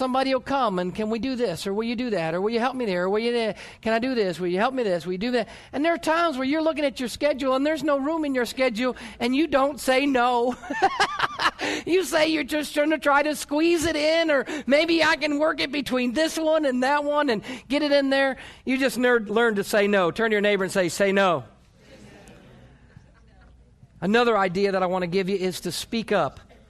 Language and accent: English; New York, United States; born there; also born or lived in North Carolina; now in Oklahoma, United States; You know, I was born in New York and lived in North Carolina and moved from North Carolina to Oklahoma, and I pull out in front of somebody here in Oklahoma